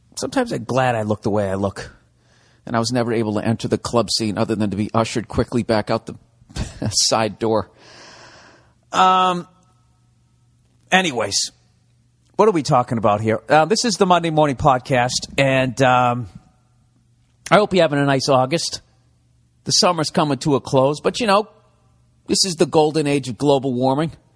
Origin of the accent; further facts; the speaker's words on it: United States; I'm an American